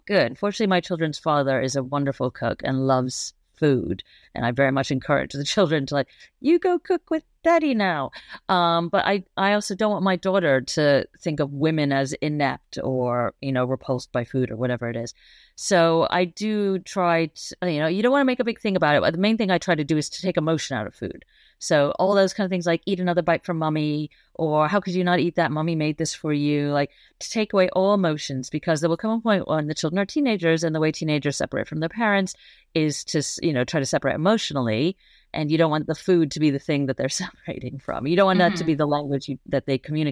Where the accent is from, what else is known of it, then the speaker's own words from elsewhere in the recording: New York City, New York, United States; I grew up in Manhattan, the Upper East Side